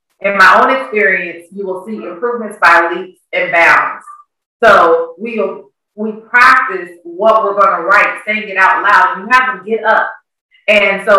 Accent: Kansas, United States; moved away as an adult; now in Georgia, United States; I'm originally from Kansas. I've been here in Georgia just over 13 years.

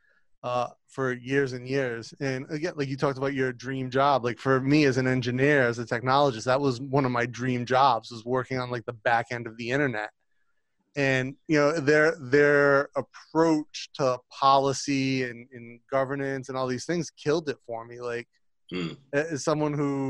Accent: Rhode Island, United States; now in Thailand; I grew up on the East Coast in Rhode Island

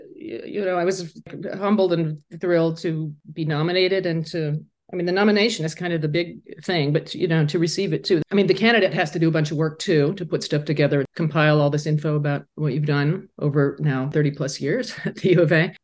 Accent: Laramie, Wyoming, United States; moved away; my hometown where I grew up, a quietly closeted high school student

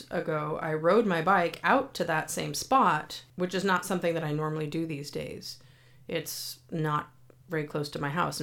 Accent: Santa Cruz, California, United States; my hometown of Santa Cruz, California

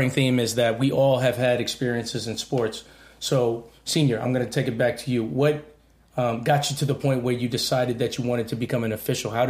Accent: New York City, New York, United States; I grew up in Washington Heights.

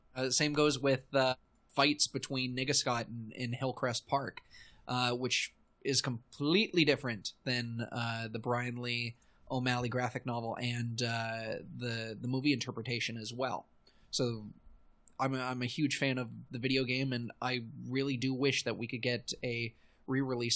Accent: Canada; being a Canadian, but also being part of the Toronto scene

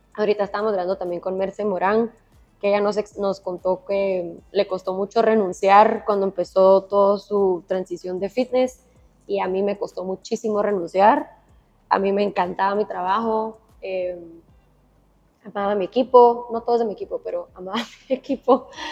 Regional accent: Guatemala; moved away as an adult; also born or lived in Miami, United States; Literalmente me mudé hace dos días de Miami a Guatemala

